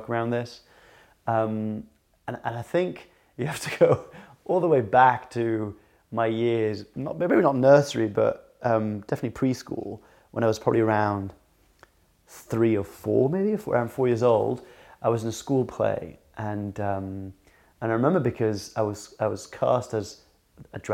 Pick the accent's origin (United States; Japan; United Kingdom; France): France; we lived in France, we grew up in France